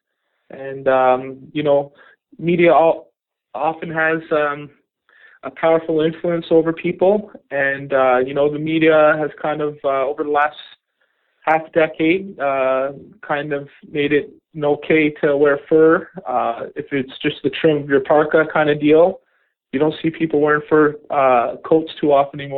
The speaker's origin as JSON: {"language": "English", "area": "just outside Toronto", "region": "Ontario", "country": "Canada", "tie": "born or raised there", "said": "I grew up just outside Toronto"}